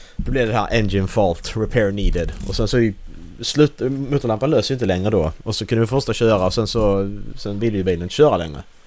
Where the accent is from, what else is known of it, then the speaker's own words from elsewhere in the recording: Sweden; Vi är svenskar här